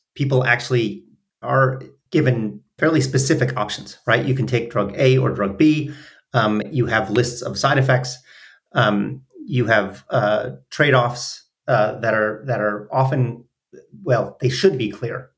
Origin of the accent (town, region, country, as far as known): Minneapolis, Minnesota, United States; born or raised there